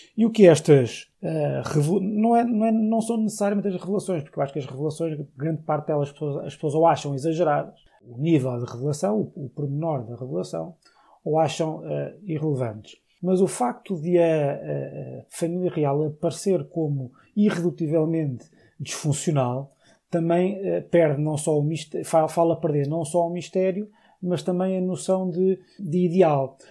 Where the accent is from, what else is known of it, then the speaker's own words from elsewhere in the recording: Portugal; sou português